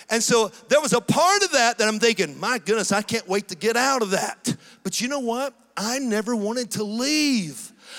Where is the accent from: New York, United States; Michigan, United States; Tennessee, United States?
Tennessee, United States; born there; also born or lived in Georgia, United States; I was born in Tennessee, and so we'd moved to Georgia, and we'd moved to Tennessee, and then we moved back to Georgia.